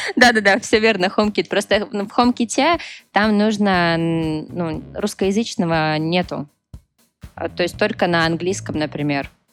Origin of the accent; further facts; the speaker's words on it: Petrozavodsk, Republic of Karelia, Russia; я, кстати, из Республики Карелия, город Петрозаводск